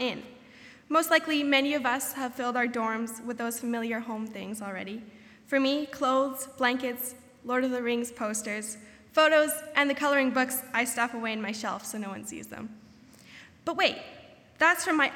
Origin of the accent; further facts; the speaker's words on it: southern Ontario, Canada; moved away as an adult; now in Goshen, United States; as a Canadian whose home is right in the middle of one of the snow belts in southern Ontario